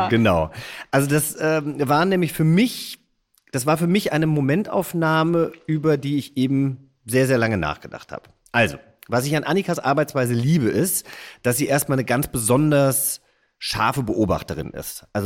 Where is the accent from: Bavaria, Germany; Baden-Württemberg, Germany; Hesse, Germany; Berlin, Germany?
Hesse, Germany; denn ich bin ja Hesse